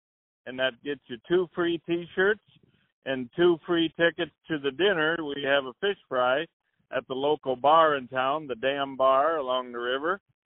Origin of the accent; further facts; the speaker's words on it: Clinton, Iowa, United States; now in Guttenberg, United States; I come from Clinton, Iowa, and I fish tournaments down there. So when I moved up to Guttenberg, I talked to the locals